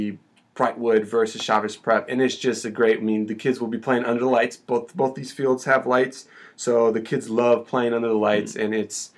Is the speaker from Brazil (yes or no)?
yes; Brazil; moved away; I'm from Brazil